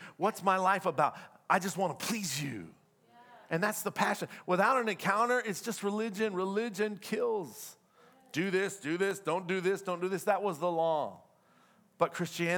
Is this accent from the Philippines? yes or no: no; the South, United States; moved away; I'm from the South, so we're very different in the South